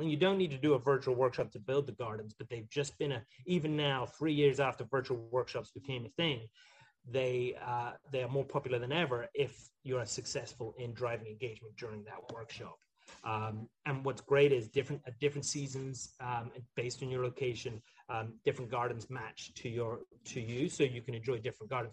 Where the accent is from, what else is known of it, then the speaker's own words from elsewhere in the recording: Highlands of Scotland, United Kingdom; moved away; I grew up in the Highlands of Scotland